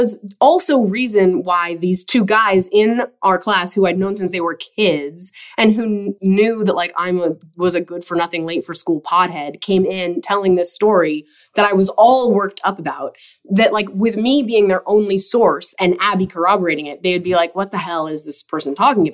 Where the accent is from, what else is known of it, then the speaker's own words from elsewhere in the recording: Idaho, United States; when we were kids growing up in Idaho